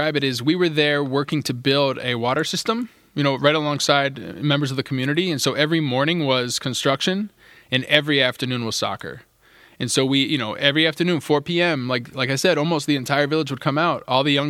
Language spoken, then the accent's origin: English; Wheeling, West Virginia, United States; cleats that people had donated from my hometown of Wheeling, West Virginia.